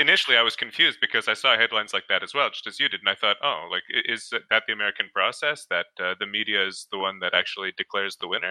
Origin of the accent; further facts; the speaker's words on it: Canada; I'm from Canada